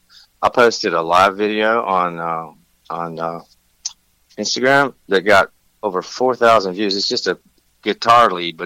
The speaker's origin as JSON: {"language": "English", "region": "Tennessee", "country": "United States", "said": "Man, I'm an East Coast guy, man. I'm from Tennessee."}